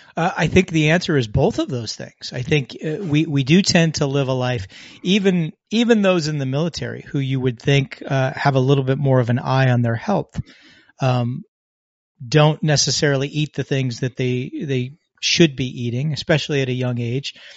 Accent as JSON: {"language": "English", "country": "United States", "tie": "born or raised there"}